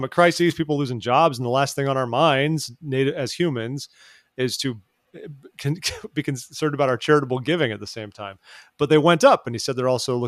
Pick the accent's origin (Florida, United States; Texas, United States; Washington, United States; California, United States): California, United States; I grew up in California.